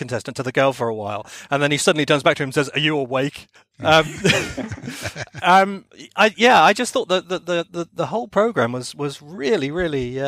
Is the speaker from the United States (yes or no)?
no; Plymouth, South West England, United Kingdom; my hometown of Plymouth